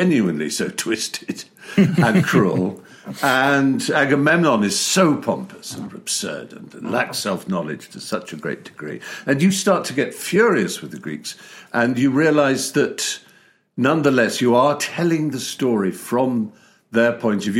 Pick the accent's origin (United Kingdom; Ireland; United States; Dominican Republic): United Kingdom; being British